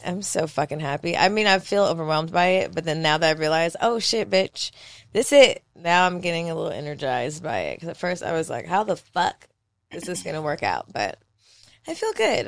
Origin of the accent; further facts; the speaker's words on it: Philadelphia, Pennsylvania, United States; moved away; my hometown of Philadelphia